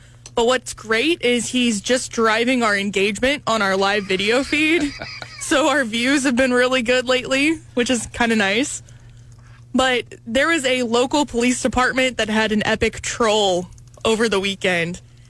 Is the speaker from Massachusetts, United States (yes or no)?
no; Centralia, Missouri, United States; Of course, I'm from Centralia.